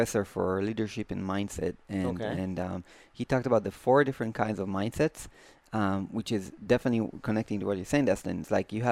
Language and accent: English; Israel; I am Jewish, and because I just born in Israel